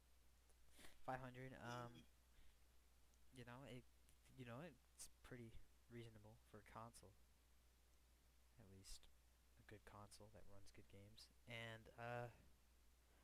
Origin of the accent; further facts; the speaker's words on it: United States; we're from America